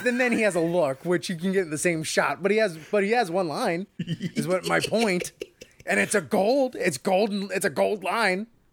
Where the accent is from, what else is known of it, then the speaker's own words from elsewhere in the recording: New York, United States; as a New Yorker